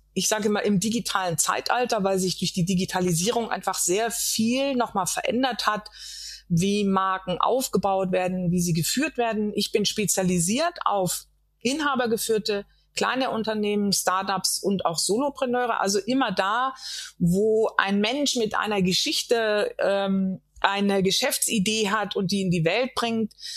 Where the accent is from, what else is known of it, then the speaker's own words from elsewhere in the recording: Germany; als weiße Frau in Deutschland geboren und aufgewachsen